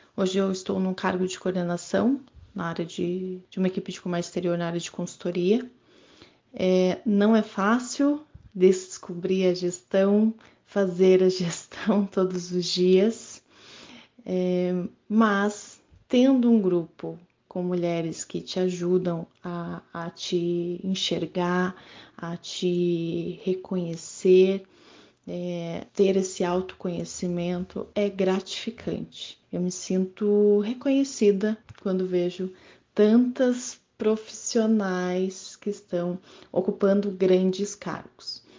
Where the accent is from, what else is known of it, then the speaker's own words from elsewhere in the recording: Curitiba, Paraná, Brazil; sou de Curitiba, Paraná